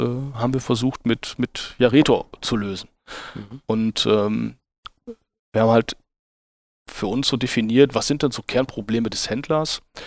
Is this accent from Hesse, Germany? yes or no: no; Dülmen, North Rhine-Westphalia, Germany; Ich bin, ich bin Münsterländer und, äh, komme aus, äh, einem kleinen, äh, Städtchen namens Dülm, äh, im südlichen Münsterland zur Grenze Ruhrgebiet und Ja, und, äh, bin dort aufgewachsen